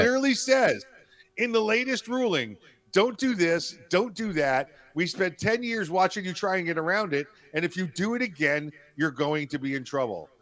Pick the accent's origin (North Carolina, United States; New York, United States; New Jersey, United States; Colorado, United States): New York, United States; New York City; now in Florida, United States; my home state's New York, New York City, you know, boy right here, city kid